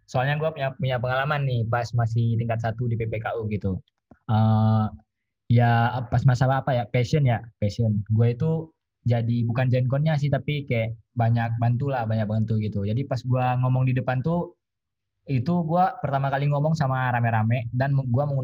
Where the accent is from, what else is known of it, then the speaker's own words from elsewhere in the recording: Aceh, Indonesia; now in Bogor, Indonesia; Oke, sebelumnya kenalin … Uh, eh, gue dari Aceh.